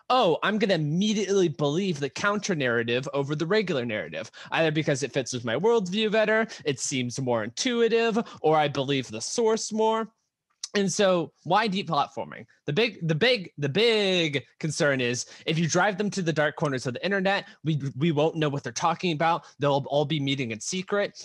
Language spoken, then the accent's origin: English; United States; being an American